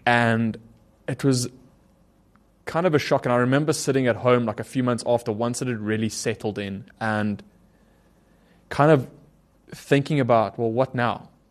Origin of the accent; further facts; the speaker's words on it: South Africa; growing up in South Africa